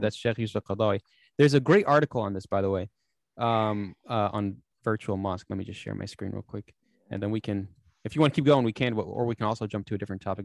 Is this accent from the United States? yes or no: yes; United States; I'm an American